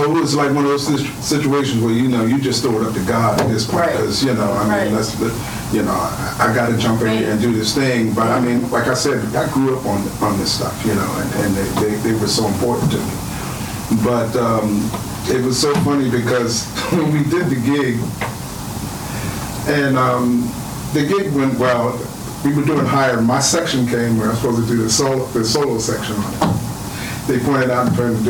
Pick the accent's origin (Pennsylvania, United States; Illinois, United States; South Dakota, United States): Pennsylvania, United States; Philadelphia; I'm from Philadelphia, and I played around with all the Philadelphia cats